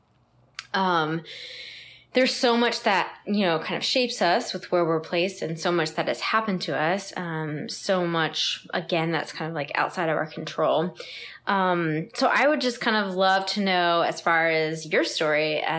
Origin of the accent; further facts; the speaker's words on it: Northern Virginia, United States; also born or lived in Arlington, Virginia / Herndon, Virginia / Loudoun County, Virginia; I grew up in Northern Virginia.